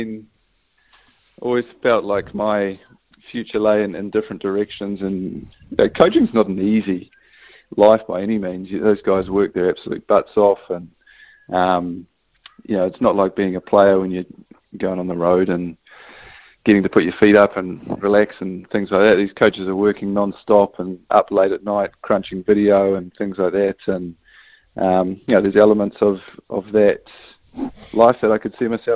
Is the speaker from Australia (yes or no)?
no; New Zealand; as a Kiwi without a European passport